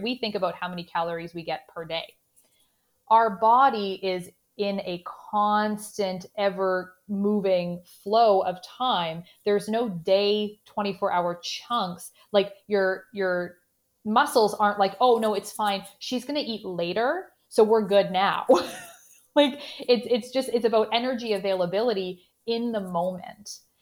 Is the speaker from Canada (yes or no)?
yes; Canada; accent: Canadian; in my Canadian accent